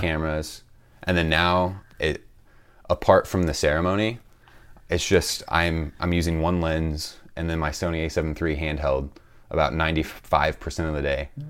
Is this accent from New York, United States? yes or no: no; St. Louis, Missouri, United States; I'm from Saint Louis, Missouri